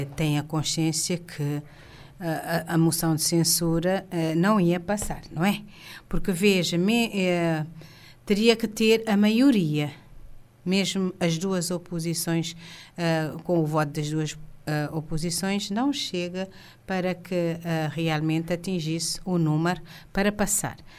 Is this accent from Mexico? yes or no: no; Cape Verde; todos somos cabo-verdianos